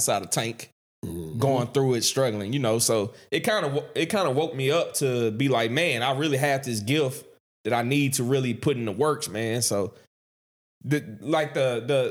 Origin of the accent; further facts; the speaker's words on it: Vidalia, United States; growing up in Vidalia